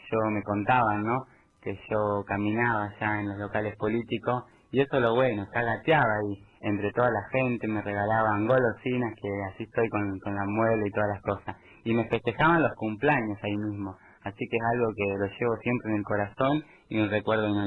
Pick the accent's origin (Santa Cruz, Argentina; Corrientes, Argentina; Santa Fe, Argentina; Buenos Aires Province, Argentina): Buenos Aires Province, Argentina; Baradero; yo nací en Varadero